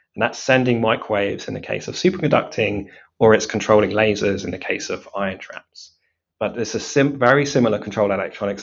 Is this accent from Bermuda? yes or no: no; Cambridge, East of England, United Kingdom; grew up um, in Cambridge